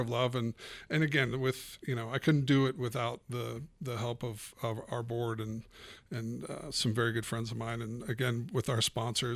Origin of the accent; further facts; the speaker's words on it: Erie, Colorado, United States; I grew up in Erie, still live in Erie